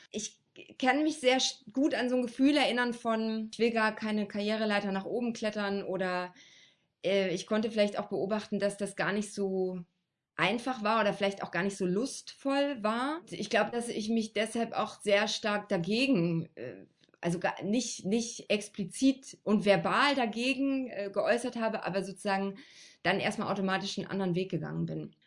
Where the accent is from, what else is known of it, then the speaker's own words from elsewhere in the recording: Frankenberg, Saxony, Germany; ich komme ja, wie gesagt, aus Frankenberg